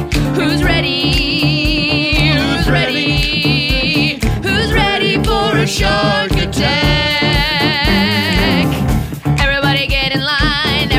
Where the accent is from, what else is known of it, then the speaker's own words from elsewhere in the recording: Southern California, United States; I, as a classic SoCal native